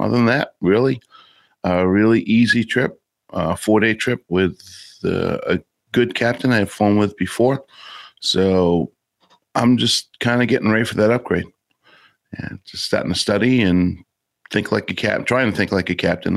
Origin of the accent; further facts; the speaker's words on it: United States; grew up in the northern tier state